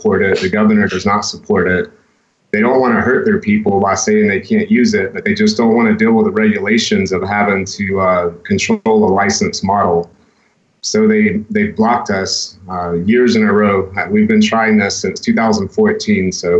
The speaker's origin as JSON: {"language": "English", "region": "Georgia", "country": "United States", "said": "I'm from Georgia."}